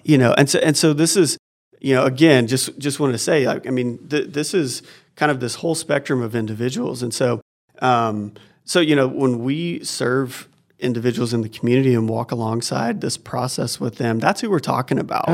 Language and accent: English; Oklahoma, United States; moved away as an adult; now in Northwest Arkansas, United States; I grew up in Oklahoma, um, just a couple hours from here